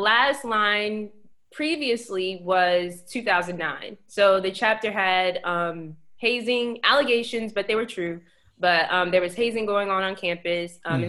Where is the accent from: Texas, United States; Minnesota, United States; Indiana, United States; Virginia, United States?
Virginia, United States; Alexandria; When I first got to VCU from Alexandria, I'm from Alexandria. And so when I got here from Alexandria, I had like maybe 3 people that I knew on campus.